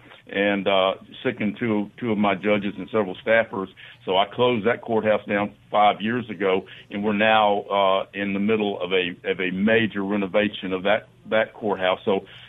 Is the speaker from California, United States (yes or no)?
no; Oxford, Mississippi, United States; I'm from Oxford. I grew up in Oxford. My grandparents and great grandparents were from Pontotoc, New Albany.